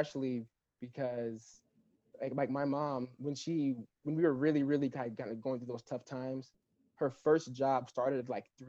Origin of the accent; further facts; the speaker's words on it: Los Angeles County, California, United States; I grew up in Los Angeles County. Basically in about 30 minutes from the actual like downtown Los Angeles